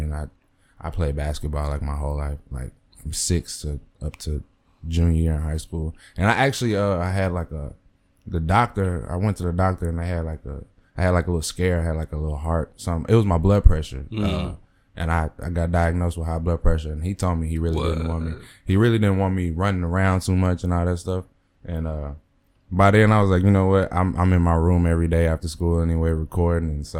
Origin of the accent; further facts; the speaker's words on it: Mesquite, Texas, United States; I went to school out of Mesquite. I'm from Mesquite.